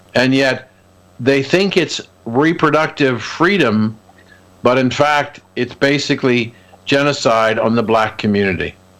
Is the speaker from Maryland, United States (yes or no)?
no; Columbus, Ohio, United States; I grew up in Columbus, Ohio